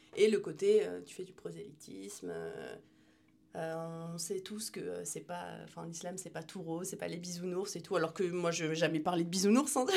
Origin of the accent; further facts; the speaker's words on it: France; j'ai grandi en France